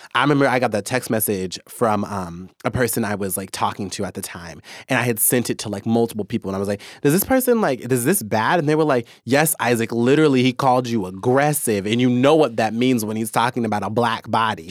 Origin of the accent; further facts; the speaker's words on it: Kansas, United States; now in Seattle, United States; I'm from Kansas.